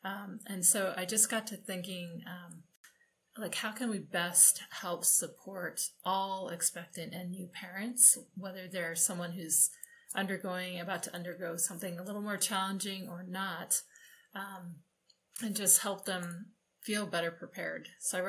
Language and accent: English; New Hampshire, United States; now in Colorado, United States; Okay, number one, I was born and raised in New Hampshire, but now live in Colorado.